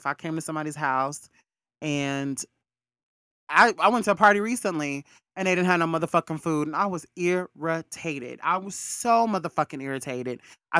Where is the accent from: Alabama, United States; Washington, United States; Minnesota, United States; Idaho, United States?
Alabama, United States; I'm from Alabama.